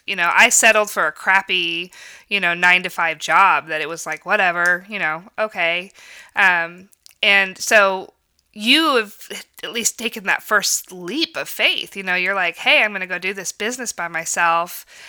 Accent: Lawrence, United States; And I grew up in the community. I grew up here in Lawrence and always felt like I was going to be somewhere else.

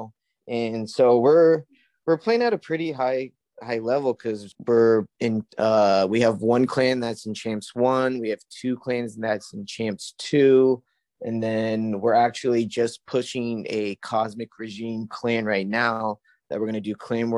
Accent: California, United States; My time, PST. I'm from California.

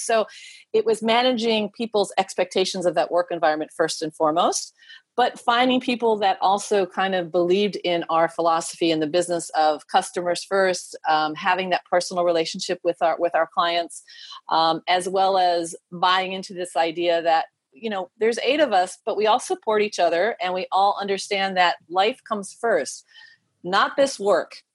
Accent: United States; moved away as an adult; I'm also American. I'm a dual citizen now.

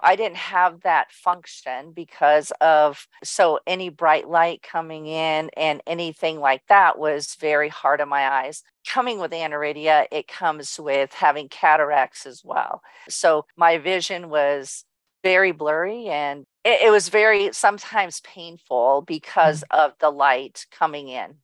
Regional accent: Southern California, United States; also born or lived in Orange, California / Mission Viejo, California; born and raised in Southern California in a small town and Orange and then moved to Mission Viejo

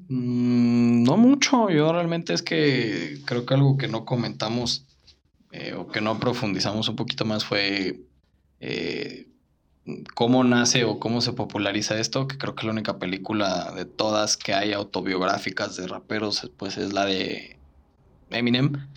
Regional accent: Mexico

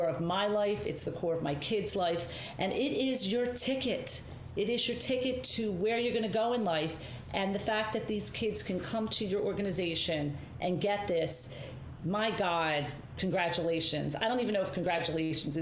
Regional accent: Margate, New Jersey, United States; also born or lived in Atlantic City; growing up in Margate, growing up in these areas, growing up in Atlantic City

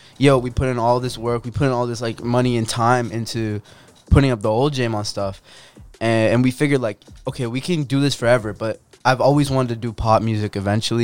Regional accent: Coquitlam, British Columbia, Canada; I'm from Coquitlam

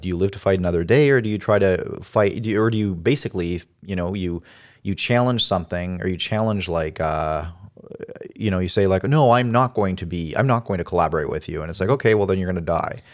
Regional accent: Canada; I like being Canadian

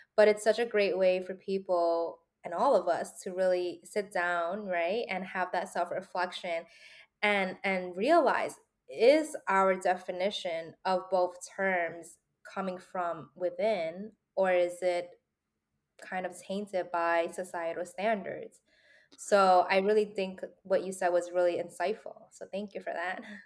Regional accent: New York City, New York, United States; I was also born and raised in New York City

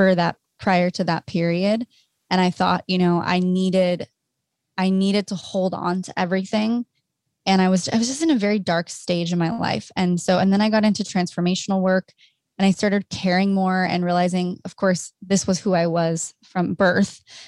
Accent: Orange County, California, United States; now in Los Angeles, United States; I'm from Orange County, a little Orange Curtain girl

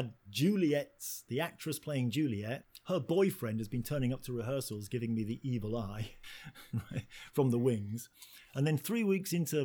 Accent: Hull, Yorkshire and the Humber, United Kingdom; I grew up in Yorkshire, which is a town called Hull, a working class town

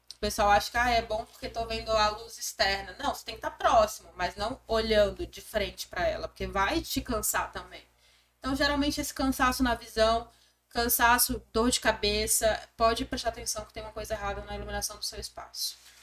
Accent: Acre, Brazil; moved away; also born or lived in São Paulo; Sou do Acre, do Norte.

